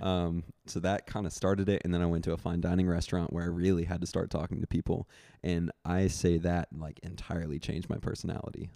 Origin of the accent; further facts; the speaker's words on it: Memphis, Tennessee, United States; moved away as an adult; now in Austin, United States; I'm from Memphis. Um, actually just moved to Austin about four months ago